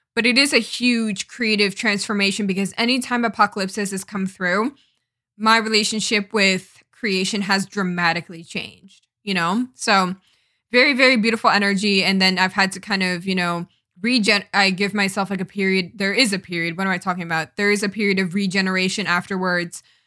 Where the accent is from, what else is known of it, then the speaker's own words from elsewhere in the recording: East Coast, United States; I'm from the East Coast, so we don't really get forest fires, um, around here